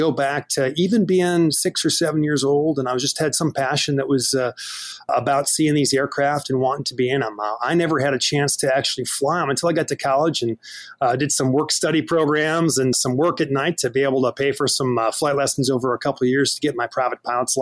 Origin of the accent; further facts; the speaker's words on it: Fargo, North Dakota, United States; my hometown of Fargo, North Dakota